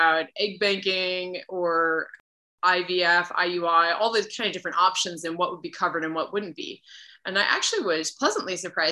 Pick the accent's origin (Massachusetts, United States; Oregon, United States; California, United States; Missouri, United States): Massachusetts, United States; Lakeville; moved away as an adult; also born or lived in Rhode Island / Okinawa, Japan / San Diego; I grew up in New England in Massachusetts, a little town called Lakeville, about half an hour outside of Boston